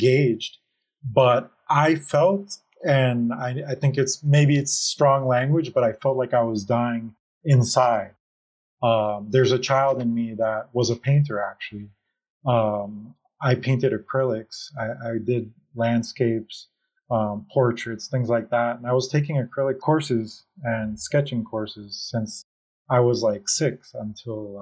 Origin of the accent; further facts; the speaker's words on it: Miami, Florida, United States; I am from Miami, Florida